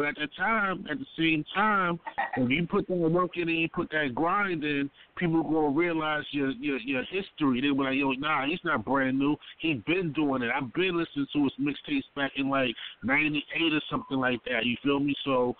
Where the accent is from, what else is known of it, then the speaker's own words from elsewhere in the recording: Baltimore, Maryland, United States; I'm from Baltimore